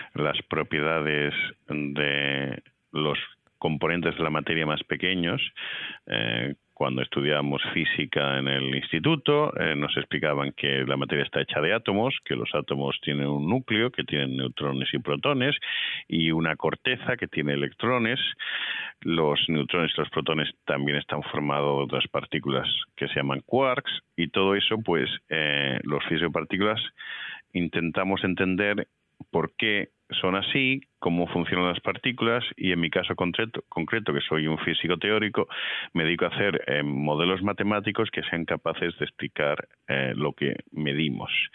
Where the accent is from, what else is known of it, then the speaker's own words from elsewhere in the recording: Madrid, Community of Madrid, Spain; moved away as an adult; also born or lived in Toledo / Seville / Baltimore / Geneva; now in Indiana, United States; yo nací en Toledo, eh, mi familia es del sur de España, de Sevilla, pero yo me crié en Madrid